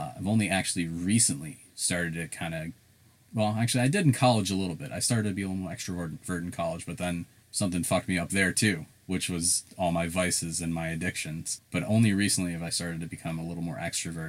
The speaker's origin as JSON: {"language": "English", "region": "South Carolina", "country": "United States", "tie": "born or raised there", "also_born_or_lived": "Chicago, Illinois", "accent": "southern", "said": "I'm Indian, and I'm in Chicago, bunch of Indian people that I hung out with. That was my that was my crew. I moved to South Carolina"}